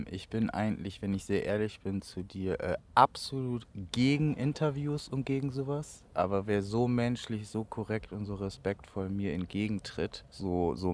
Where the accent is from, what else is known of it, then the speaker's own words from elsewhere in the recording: Bremen, Germany; in meiner Heimatstadt Bremen entstanden. Jeder wollte ihn so haben.